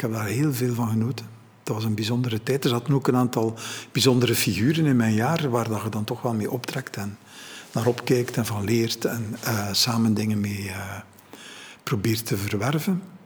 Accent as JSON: {"language": "Dutch", "town": "Ghent", "region": "Flanders", "country": "Belgium", "tie": "born or raised there", "said": "ik ben geboren in Gent, maar mijn ouders zijn even buiten Gent in de te gaan wonen."}